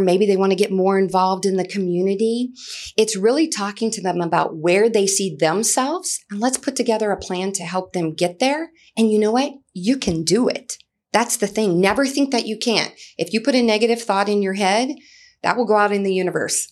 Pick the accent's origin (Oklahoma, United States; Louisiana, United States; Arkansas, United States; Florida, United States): Louisiana, United States; New Iberia; moved away as an adult; also born or lived in Lafayette, Louisiana; now in Goodyear, Arizona, United States; I'm originally from New Iberia, Louisiana, and I can remember being fifteen years old, cheering on the football field at New Iberia Senior High School